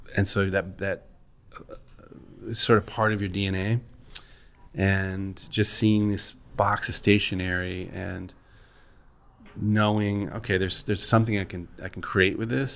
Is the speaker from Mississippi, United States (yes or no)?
no; Kalamazoo, Michigan, United States; moved away; I grew up in Kalamazoo, Michigan.